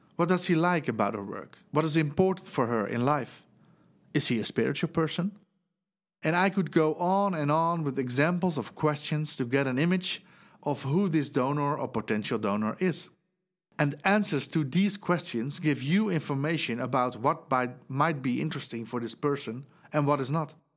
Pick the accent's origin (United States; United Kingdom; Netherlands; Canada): Netherlands; English is a second language; as you might hear from my accent, I'm from the Netherlands